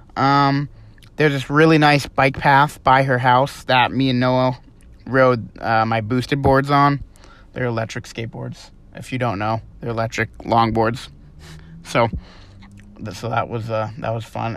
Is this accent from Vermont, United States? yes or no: yes; Vermont, United States; moved away as an adult; we're from Vermont.